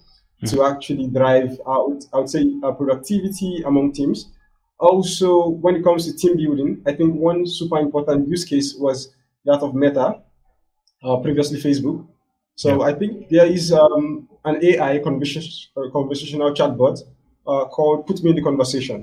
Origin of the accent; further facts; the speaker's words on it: Nigeria; my home country here, which is West Africa, Nigeria